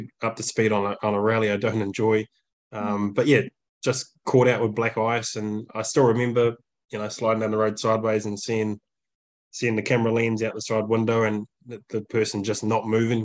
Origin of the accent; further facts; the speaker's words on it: New Zealand; moved away as an adult; also born or lived in Germany; we come from New Zealand, we uplifted our whole life for 6 years living in Europe